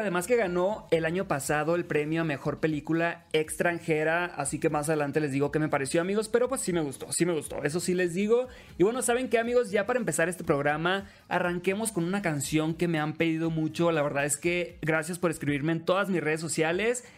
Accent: Los Mochis, Sinaloa, Mexico; soy de Los Mochis, Sinaloa, soy locutor y TikToker

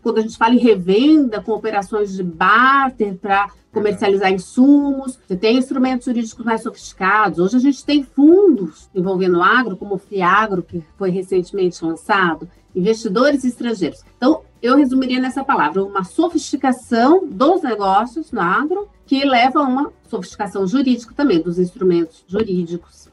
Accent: Londrina, Paraná, Brazil; also born or lived in São Paulo; vim para Londrina com meus pais, ainda pequena, e morei aqui até entrar na universidade.

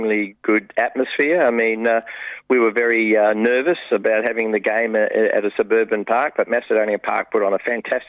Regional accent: England, United Kingdom; now in Australia; I was born in England

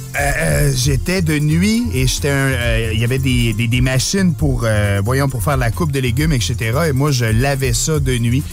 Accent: Saint-Léonard-d'Aston, Quebec, Canada; Saint-Léonard d'Aston. C'est au centre du Québec

